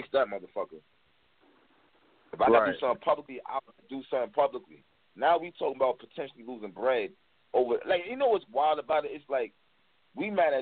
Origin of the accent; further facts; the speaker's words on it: New York, United States; I'm from New York too.